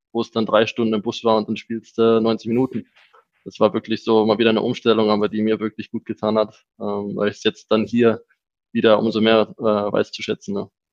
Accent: Germany; moved away as an adult; also born or lived in Switzerland; now in Salzburg, Austria; Ich bin ja aufgewachsen in Deutschland

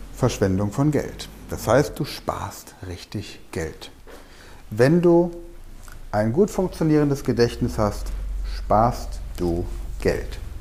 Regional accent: Germany; bei uns in Deutschland

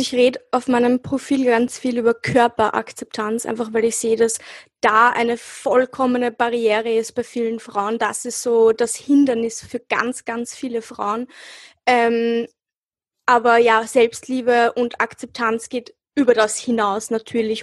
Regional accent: Austria; ich bin hier äh, aufgewachsen und geboren und ich habe mich halt auch immer als Österreicherin gefühlt

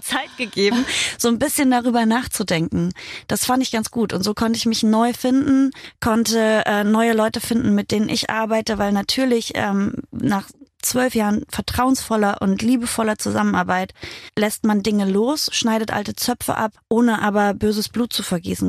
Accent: Halberstadt, Saxony-Anhalt, Germany; da, wo ich herkomme, aus Halberstadt in Sachsen-Anhalt

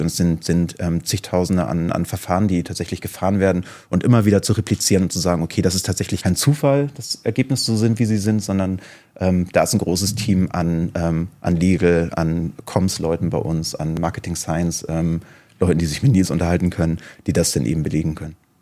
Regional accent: Hamburg, Germany; ich komme aus Hamburg

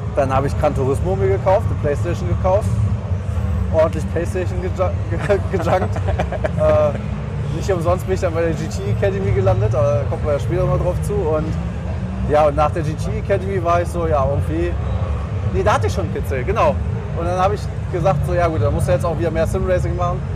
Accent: Germany; wir als Deutsche

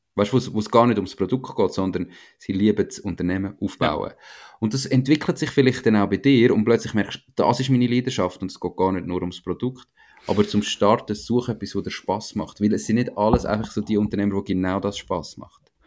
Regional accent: Switzerland; wie wir in der Schweiz

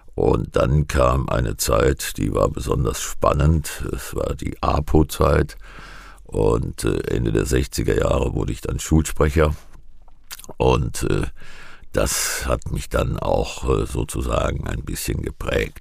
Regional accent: Giessen, Hesse, Germany; Ich komme aus Gießen

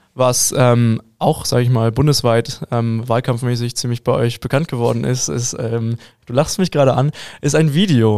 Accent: Hamburg, Germany; also born or lived in Bavaria; now in Munich, Germany; Ich als Hamburger

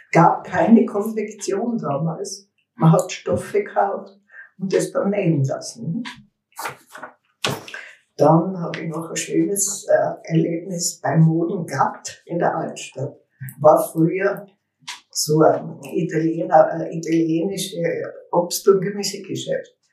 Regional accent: Innsbruck, Tyrol, Austria; bin am 4.7.1936 in Innsbruck geboren. Aufgewachsen in der Müllerstraße 24. Es war die Wohnung meiner Großmutter.

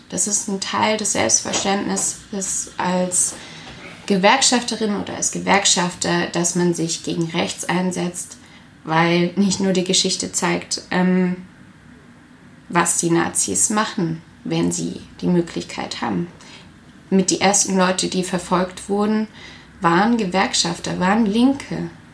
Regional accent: area of Rheinmünster-Söllingen, near Karlsruhe, Baden-Württemberg, Germany; moved away as an adult; now in Stuttgart, Germany; in der Gegend, wo ich herkomme, gab es auch ein aktives Nazi-Zentrum, das Röstle, in Rheinmünster-Söllingen.

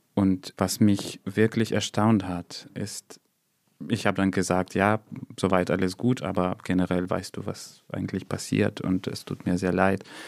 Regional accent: Odesa, Odesa Oblast, Ukraine; first language Russian; German is a second language; moved away as an adult; now in Germany; früher würde ich eher sagen, ich komme aus Odessa.

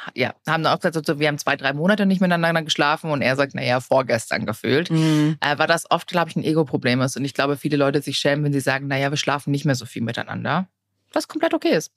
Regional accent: Germany

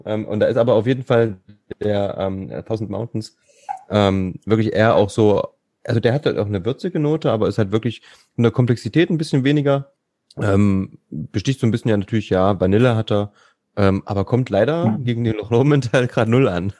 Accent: Thuringia, Germany; als Thüringer

